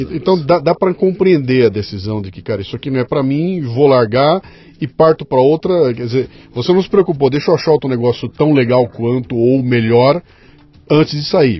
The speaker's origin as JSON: {"language": "Portuguese", "town": "Bauru", "region": "São Paulo", "country": "Brazil", "said": "eu sou com 62, eu sou de Bauru"}